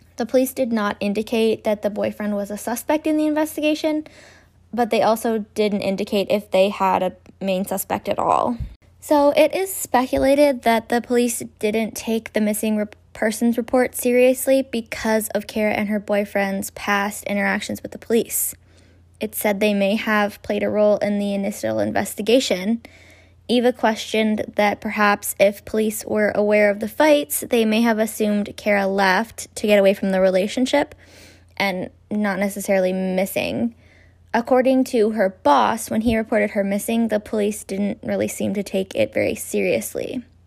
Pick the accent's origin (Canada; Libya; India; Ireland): Canada; Grey Bruce, Ontario; accent: Grey Bruce; the Grey Bruce accent, which is from where I'm from